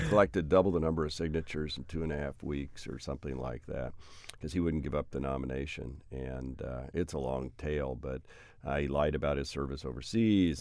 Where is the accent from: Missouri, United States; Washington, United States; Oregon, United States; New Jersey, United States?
Oregon, United States; Hood River; also born or lived in The Dalles, Oregon; I was born in the Dalles, twenty miles away is Hood River.